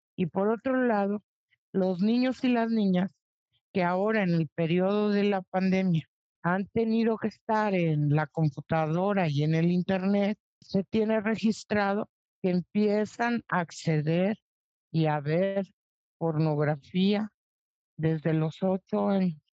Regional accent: Mexico

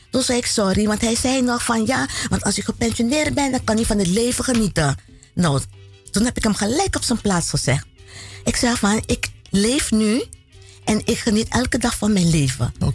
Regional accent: Paramaribo, Paramaribo District, Suriname; moved away; also born or lived in Netherlands; Ja, ik ben nog geboren in Suriname. Waar precies? Eh, Paramaribo.

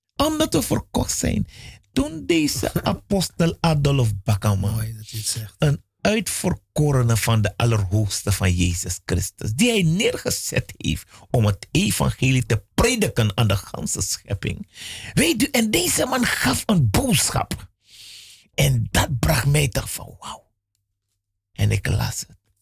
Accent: Suriname; ik ben in Suriname geboren

